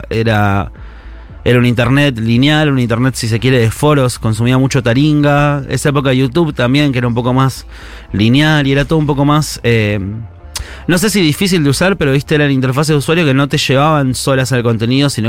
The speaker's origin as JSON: {"language": "Spanish", "town": "Chascomús", "region": "Buenos Aires Province", "country": "Argentina", "tie": "born or raised there", "said": "yo crecí en Chascomús"}